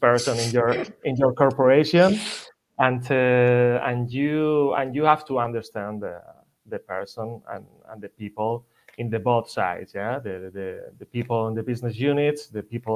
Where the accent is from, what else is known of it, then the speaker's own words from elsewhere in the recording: Madrid, Community of Madrid, Spain; English is a second language; also born or lived in Ibiza / Germany; my family are from Ibiza. I'm from Madrid. I'm original from Madrid.